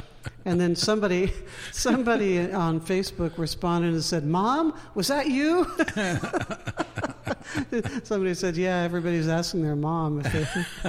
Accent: Denver, Colorado, United States; now in Portland, United States; I'm from Denver, and I know cold.

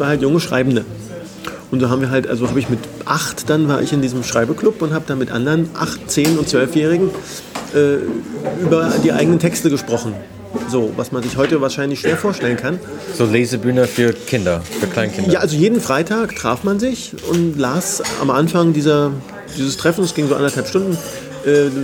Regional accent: Berlin, Germany; Ich bin richtiger Berliner, ja.

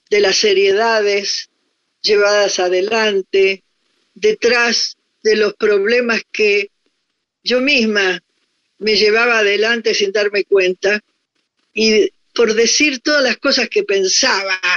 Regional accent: Argentina; moved away as an adult; also born or lived in Paris, France; yo soy una, mujer argentina, me miren donde me miren, me toquen donde me toquen.

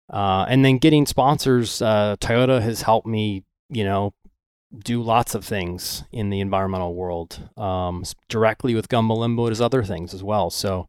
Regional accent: Venice, Florida, United States; I grew up in Venice, right? Okay. About an hour north of where the hurricane just hit.

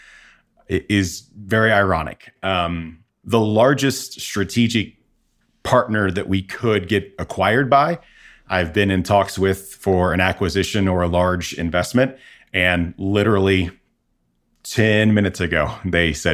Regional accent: Midwest, United States; moved away; I'm originally from the Midwest.

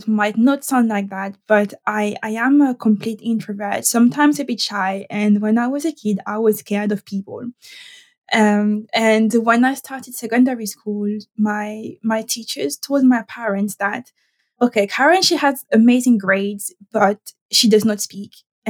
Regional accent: Caribbean, France; English is a second language; I am not from Paris, and I'm trying very hard not to sound too French, but this is me, and this is how you get me. So I am French, but from the Caribbean.

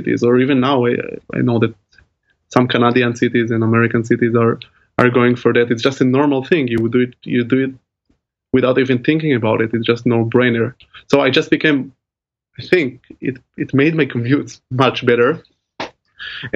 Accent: Tel Aviv, Tel Aviv District, Israel; moved away as an adult; now in Groningen, Netherlands; I grew up in Tel Aviv, which is also a great city in Israel.

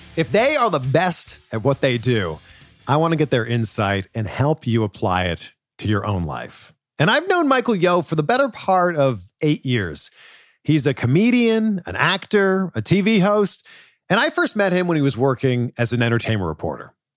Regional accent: Canada; moved away; my home country of Canada

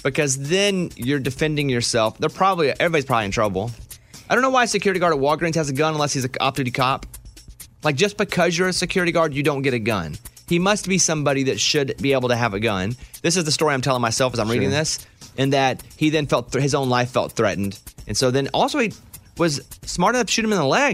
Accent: central Arkansas, United States; when I grew up in Arkansas, in central Arkansas

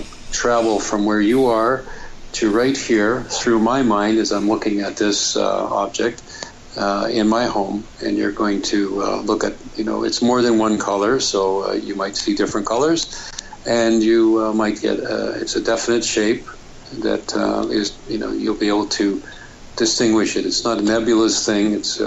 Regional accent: Germany; now in California, United States; but I'm from Germany. I'm a medical doctor. Well, I work for NASA in California

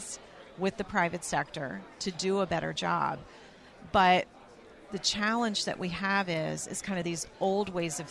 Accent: the South, United States; I'm from the South

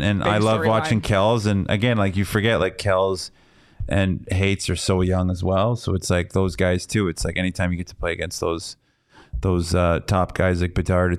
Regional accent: Canada; Oh yeah, from Quebec only. That's blasphemy.

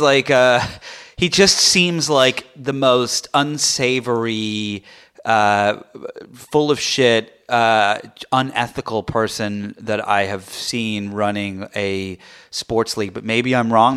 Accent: England, United Kingdom; moved away; So I grew up in England

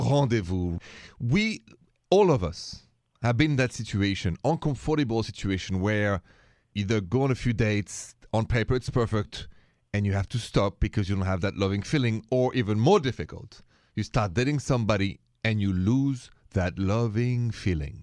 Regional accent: France; now in United States; from France originally

